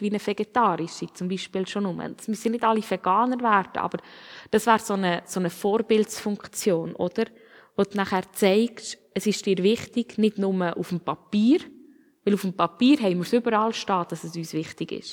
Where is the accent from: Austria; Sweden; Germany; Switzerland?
Switzerland; als Schweizer